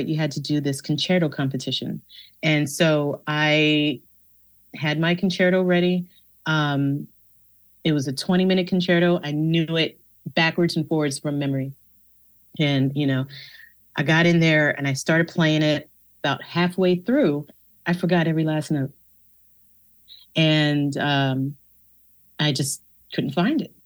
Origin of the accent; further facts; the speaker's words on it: New York, United States; I grew up in New York.